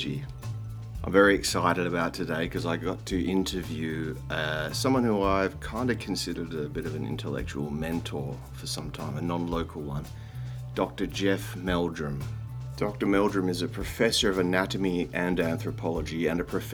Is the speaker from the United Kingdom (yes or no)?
no; Australia; accent: drawling Australian; I'm in Australia, obviously, as you can tell by my drawling accent.